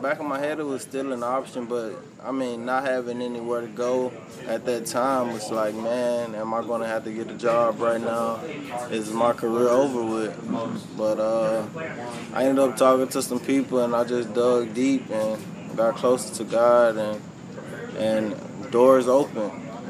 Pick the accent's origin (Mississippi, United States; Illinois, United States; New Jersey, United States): Mississippi, United States; D'Lo; Yeah, D-Lo, right. Mississippi. Small city in Mississippi, about 300 people. Everybody knows everybody, everybody's family.